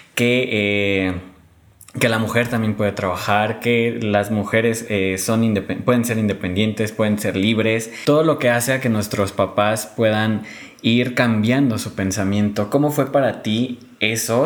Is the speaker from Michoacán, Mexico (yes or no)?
yes; a town near Morelia, Michoacán, Mexico; mi pueblo está a 30 minutos de aquí. Bueno, 40, 40, 50 minutos